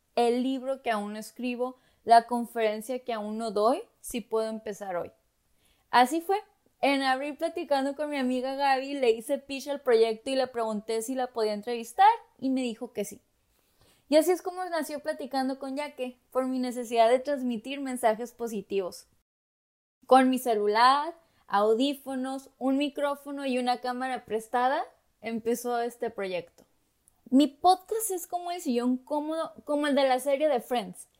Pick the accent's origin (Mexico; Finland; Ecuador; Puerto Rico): Mexico; Tijuana, Baja California; moved away as an adult; now in Los Angeles, United States; soy mexicana y crecí en la ciudad de Tijuana, Baja California